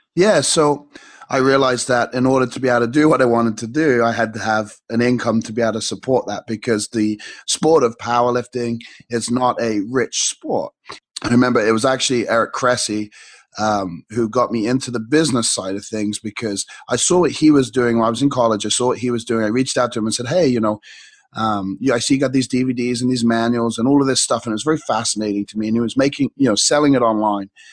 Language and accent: English; England, United Kingdom; growing up in England